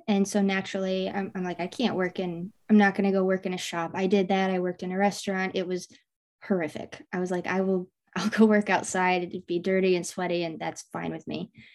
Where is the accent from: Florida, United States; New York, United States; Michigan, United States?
Michigan, United States; I, I grew up in Michigan